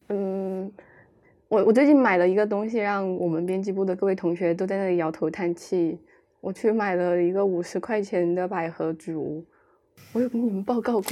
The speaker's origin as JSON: {"language": "Chinese", "region": "Chongqing", "country": "China", "tie": "born or raised there", "moved": "as an adult", "lives_now": "Beijing, China", "said": "我的心一直属于重庆"}